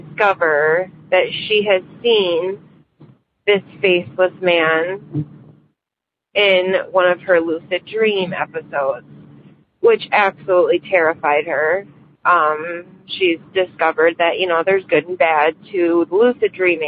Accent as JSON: {"language": "English", "region": "Michigan", "country": "United States", "said": "I'm from Michigan."}